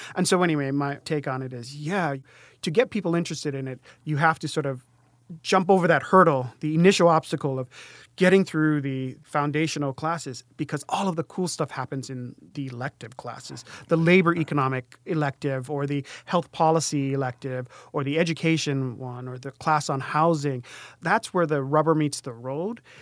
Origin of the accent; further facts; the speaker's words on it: Native Hawaiian, United States; I went to a school that had primarily Native Hawaiian students. So he was talking to us as Native Hawaiian students